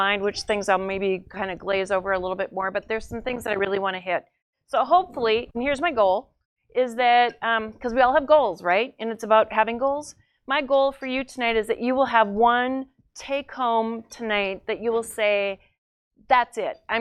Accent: North Dakota, United States; I'm from North Dakota

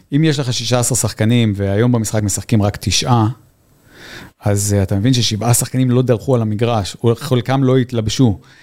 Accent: Israel; moved away as an adult; also born or lived in New Zealand; זה הבית שלנו, פה המשפחה שלנו, היה לנו משפחה גדולה, אבל אנחנו מכאן

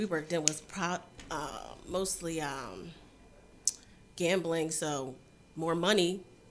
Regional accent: Millville, New Jersey, United States; I grew up in Millville. When I went to Millville, it was predominantly white

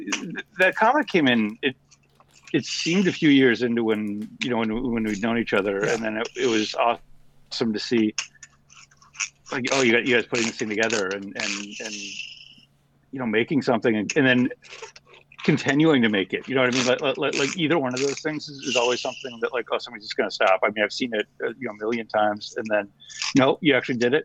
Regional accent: Anaheim, California, United States; also born or lived in New Jersey / Chicago / London / New York; now in San Diego, United States; Then we moved to California, and I grew up in Anaheim, went to school in San Diego

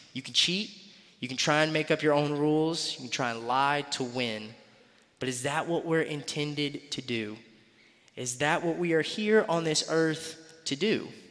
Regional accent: Greenville, South Carolina, United States; moved away as an adult; I was born and raised in Greenville, South Carolina

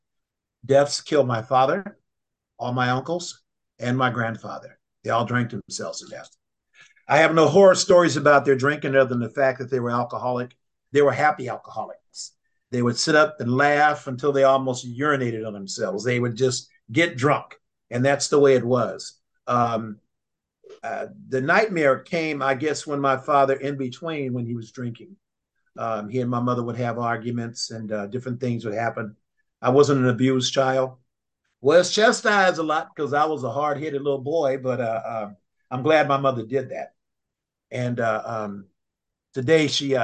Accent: Oakland, California, United States; I was raised in West Oakland

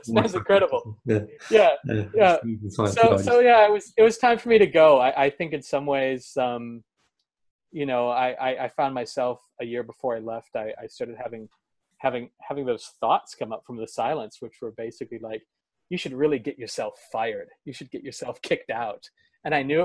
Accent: Oregon coast, United States; also born or lived in Portland, Oregon; I moved from the Oregon coast to Portland, not very far

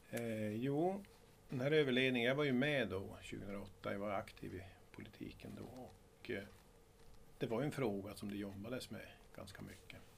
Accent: Vilhelmina, Västerbotten County, Sweden; also born or lived in Risträsk / Umeå / Stensele / Storuman; Jag är från Vilhelmina eller från Risträsk men jag har inte vuxit upp här från början. Jag började min bana

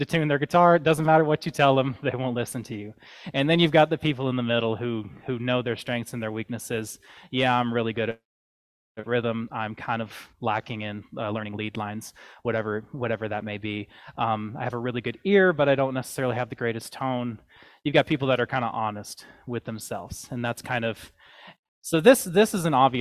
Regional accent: the South, United States; moved away; I grew up in the South

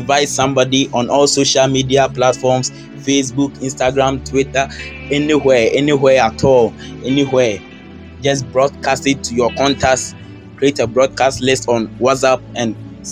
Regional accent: Ghana; I'm from Ghana

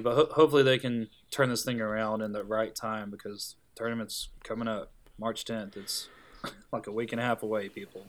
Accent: Tennessee, United States; growing up in Tennessee

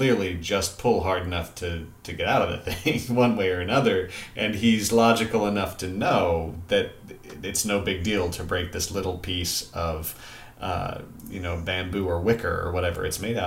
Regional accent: Missouri, United States; accent: Missouri; moved away; the older I get, the more of my Missouri comes right back out

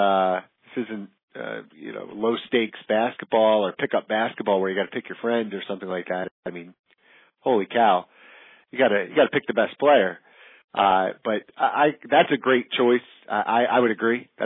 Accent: New Jersey, United States; people we grew up with in New Jersey.

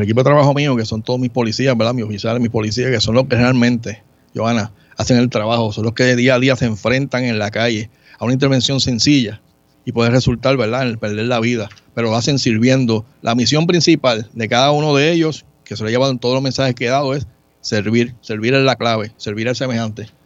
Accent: Río Grande, Puerto Rico; also born or lived in San Juan (Río Piedras); yo soy de San Juan, nací en Río Piedras, pero me trasladé a, seis años de edad a Río Grande

